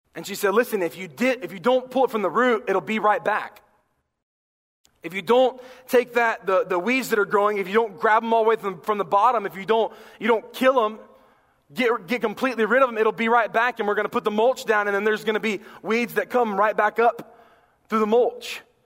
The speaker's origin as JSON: {"language": "English", "region": "North Carolina", "country": "United States", "tie": "born or raised there", "said": "growing up in North Carolina"}